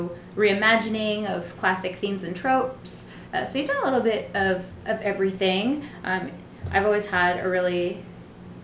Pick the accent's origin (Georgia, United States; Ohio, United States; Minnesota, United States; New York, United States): New York, United States; New York City; I grew up here in New York City by way of what was Greenwich Village, Little Italy, but is now Soho